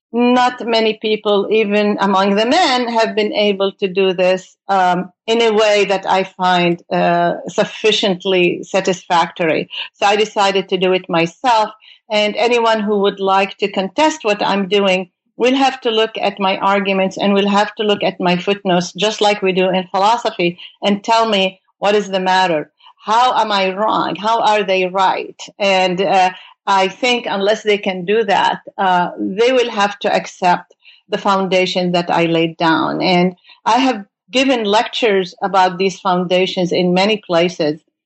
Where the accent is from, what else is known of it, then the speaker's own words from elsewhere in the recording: Beirut, Beirut Governorate, Lebanon; moved away as an adult; now in United States; I came from Beirut, Lebanon, uh, to do my uh, graduate studies in the United States